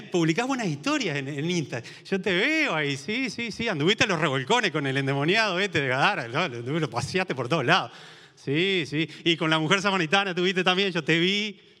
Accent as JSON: {"language": "Spanish", "region": "San José", "country": "Uruguay", "said": "cuando vine de San José Este y, mis hijas iban a la escuela"}